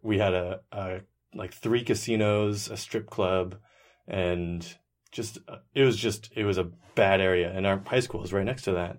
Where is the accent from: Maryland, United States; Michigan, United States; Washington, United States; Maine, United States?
Washington, United States; Seattle; also born or lived in Bellingham, Washington; I was born in Seattle, Washington, and I've lived there pretty much my entire life